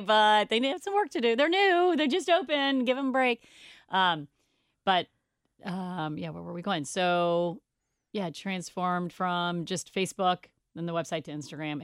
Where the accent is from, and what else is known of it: Cincinnati, Ohio, United States; born or raised there